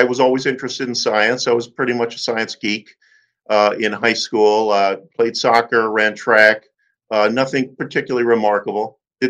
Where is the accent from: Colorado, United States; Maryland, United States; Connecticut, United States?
Maryland, United States; also born or lived in Bronx, New York; I was born in the Bronx and moved shortly after that to the D.C. Maryland area where I went to high school.